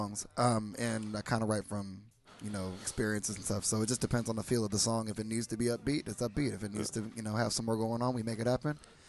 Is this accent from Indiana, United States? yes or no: no; Southern California, United States; also born or lived in Long Beach; All Southern California, but yeah. Just different areas.